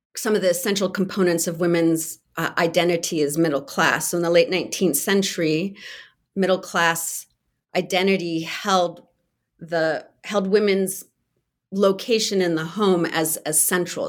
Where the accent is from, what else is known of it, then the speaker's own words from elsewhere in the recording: California, United States; I grew up in California